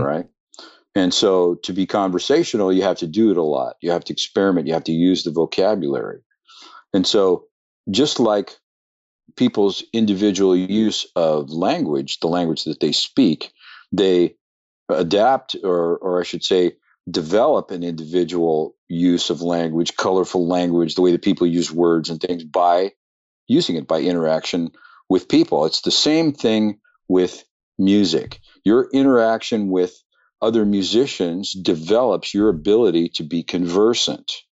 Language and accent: English; Pleasanton, California, United States; also born or lived in Oakland, California / Livermore, California; I was born in Oakland, grew up in Pleasanton